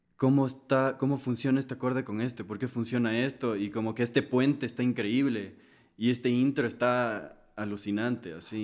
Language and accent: Spanish; Ecuador; yo soy de Ecuador, yo hablo español